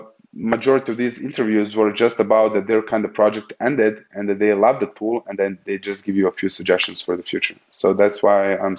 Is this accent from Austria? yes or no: yes; Austria; you know, we are from Austria, so we work in the Central Eastern time zone